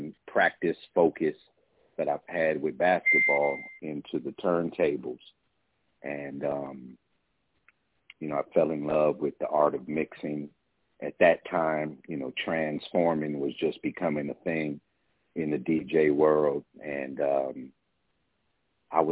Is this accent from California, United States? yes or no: yes; San Francisco, California, United States; I'm just a brother in California, man, born and raised in San Francisco